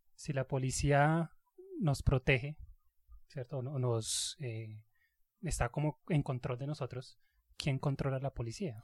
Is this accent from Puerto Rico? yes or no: no; Colombia; Así somos nosotros colombianos